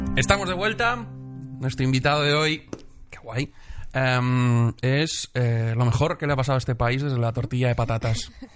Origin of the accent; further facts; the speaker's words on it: Benidorm, Valencian Community, Spain; moved away; en mi pueblo hay un festival de cine.